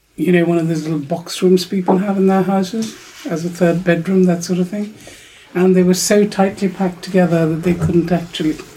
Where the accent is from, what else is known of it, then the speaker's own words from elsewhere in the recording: Pakistan; where I grew up in Pakistan, which is very um, urban and, and, you know, quite westernized